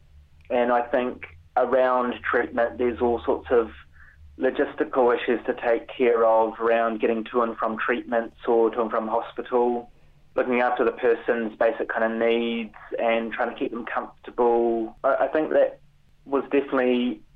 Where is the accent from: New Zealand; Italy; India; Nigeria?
New Zealand; moved away as an adult; now in United Kingdom; I'm a Kiwi